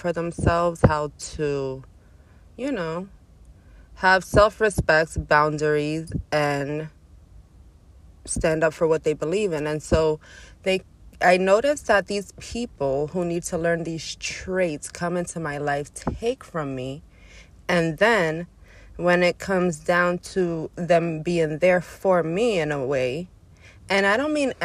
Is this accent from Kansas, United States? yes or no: no; New York City, New York, United States; I'm from Brooklyn